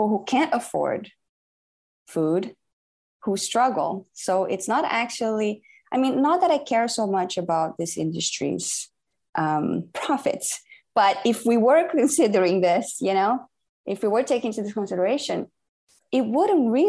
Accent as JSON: {"language": "English", "country": "Brazil", "said": "I'm from Brazil"}